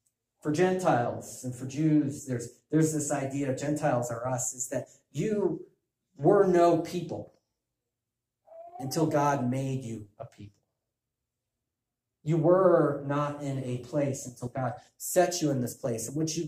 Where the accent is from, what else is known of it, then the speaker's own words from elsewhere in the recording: Chicago, Illinois, United States; If I were to ask you to tell you about yourself, well, I'm a Chicagoan. I root for the Cubs.